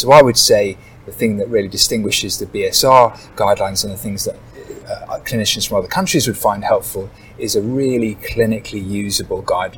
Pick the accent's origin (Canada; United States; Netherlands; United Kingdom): United Kingdom; Bath, South West England; I'm a rheumatologist from Bath in the UK